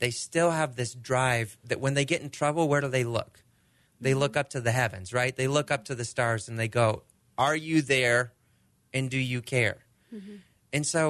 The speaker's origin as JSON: {"language": "English", "country": "Argentina", "tie": "born or raised there", "said": "Okay, so we're growing up in Argentina. Their sport is soccer. You know, they don't do baseball."}